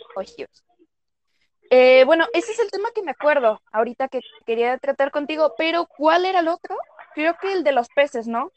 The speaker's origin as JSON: {"language": "Spanish", "region": "Jalisco", "country": "Mexico", "said": "somos de México, somos de Jalisco"}